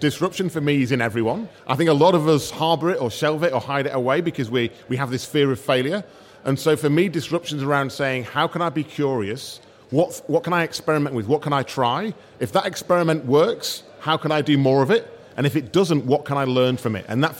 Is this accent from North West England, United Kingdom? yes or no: yes; Manchester, North West England, United Kingdom; moved away as an adult; now in Australia; Me, I'm English. I actually live in Australia now. I live there for 13 years. Great place to live.